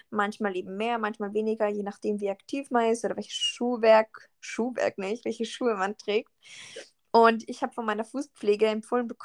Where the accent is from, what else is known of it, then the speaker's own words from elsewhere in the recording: Salzburg, Austria; Und dann sie so, ja, was sind deine Wurzeln und so? Und ich so, ja, ich bin eh Österreicherin und so.